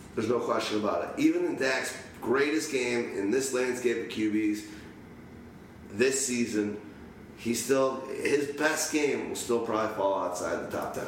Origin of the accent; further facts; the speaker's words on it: Chicago, Illinois, United States; I know I'm from Chicago